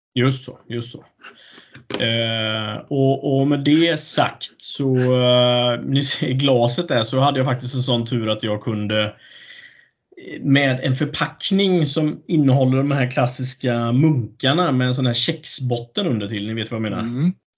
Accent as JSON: {"language": "Swedish", "town": "Alingsås", "region": "Västra Götaland", "country": "Sweden", "tie": "born or raised there", "said": "min hemby. Eh, Arlinge, Texas, Alingsås"}